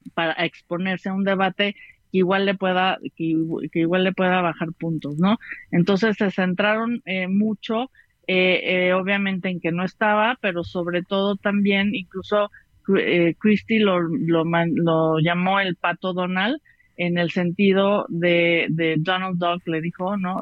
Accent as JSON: {"language": "Spanish", "country": "Mexico"}